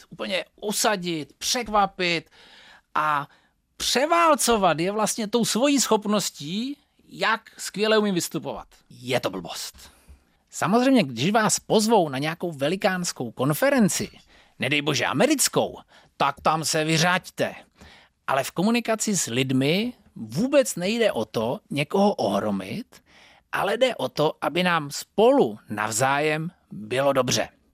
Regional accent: Northern Moravia, Czechia; Pocházím ze Severní Moravy

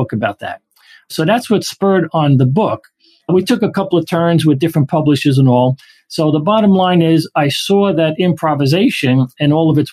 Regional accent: New York City, New York, United States; We grew up Italian immigrants in Brooklyn.

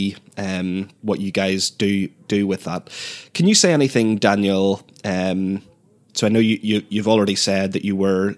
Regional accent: Northern Ireland, United Kingdom; moved away as an adult; also born or lived in Bristol / Belfast; I'm from Northern Ireland originally and moved back there about 2 years ago after several years of living in Bristol in England.

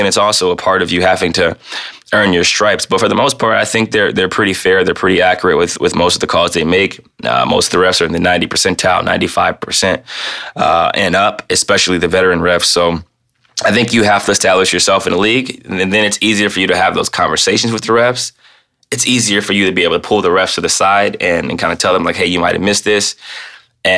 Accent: Midwest, United States; moved away as an adult; also born or lived in Portland; to be in the Pacific Northwest after growing up in the Midwest

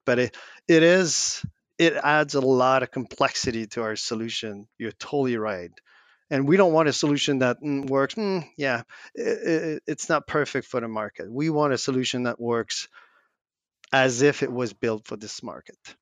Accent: Quebec, Canada; we're French Canadian in a North American English only, like, continent

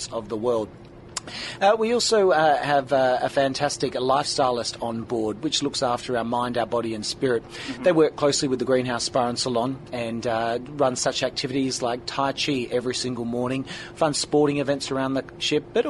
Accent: Perth, Western Australia, Australia; I'm from Perth in Western Australia, born and bred down under.

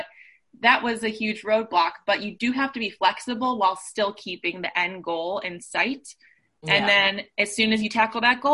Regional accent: Cleveland, Ohio, United States; moved away as an adult; now in Chicago, United States; I grew up in Cleveland, Ohio and moved to Chicago for school

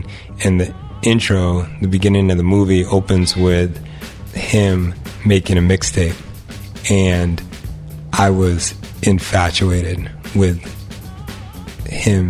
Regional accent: Exeter, New Hampshire, United States; I grew up in Exeter, in New Hampshire, but part of my family lived in New Jersey

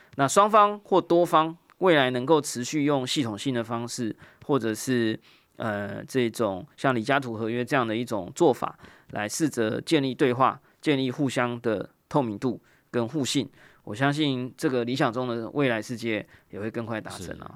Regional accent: Taiwan; 我们作为一个台湾人或台湾听众

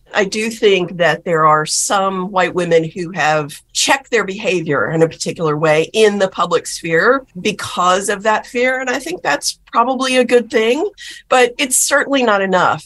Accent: South Texas, United States; When I was growing up in South Texas

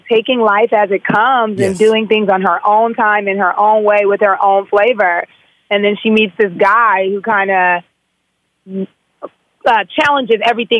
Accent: Los Angeles, California, United States; But like, I'm from South LA, my own self. I grew up in the Crenshaw area.

